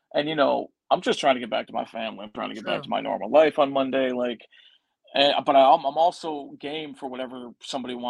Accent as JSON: {"language": "English", "town": "Chicago", "region": "Illinois", "country": "United States", "tie": "born or raised there", "said": "my hometown of Chicago."}